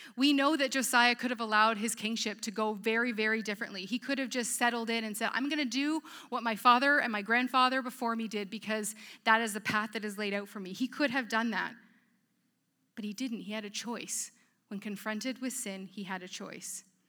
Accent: Petrolia, Ontario, Canada; moved away; also born or lived in Edmonton; I grew up in a small town from Petrolia

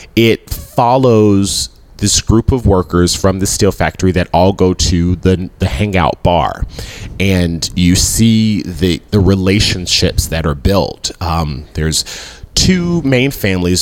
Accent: Memphis, Tennessee, United States; I grew up in Whitehaven

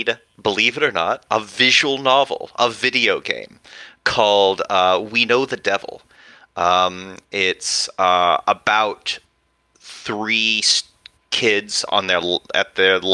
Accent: West Texas, United States; growing up in Texas

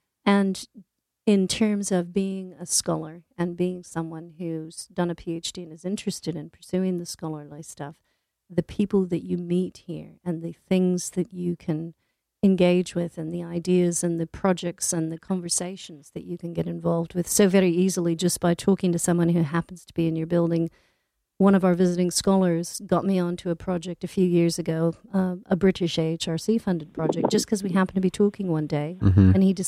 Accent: California, United States; moved away as an adult; also born or lived in Scotland; I'm originally from California.

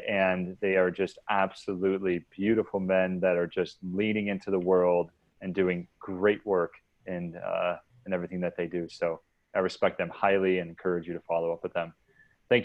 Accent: New York, United States; now in San Diego, United States; I live in a city right now, San Diego, I'm from New York

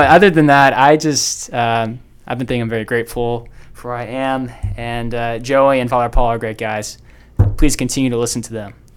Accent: Dallas, Texas, United States; I am from the Diocese of Dallas.

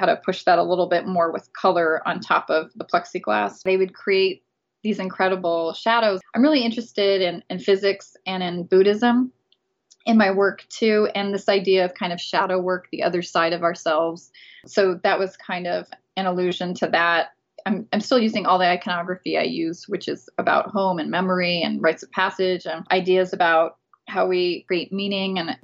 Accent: Las Cruces, New Mexico, United States; also born or lived in Oaxaca, Mexico; I'm from Las Cruces, New Mexico. It's a border town, so we're right at the bottom of New Mexico, right next to Texas. So we're right next to El Paso, Texas, and Juarez, Mexico. So I grew up here

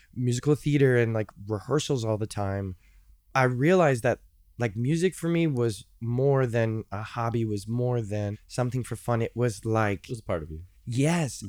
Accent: Chicago, Illinois, United States; moved away as an adult; also born or lived in Cincinnati, Ohio; I grew up in Chicago

